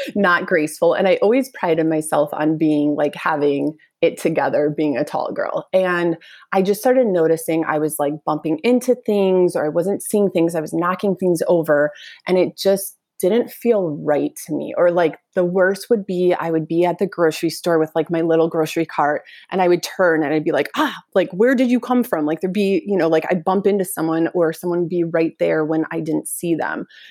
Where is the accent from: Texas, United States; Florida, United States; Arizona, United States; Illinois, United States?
Illinois, United States; Northbrook; I grew up in Northbrook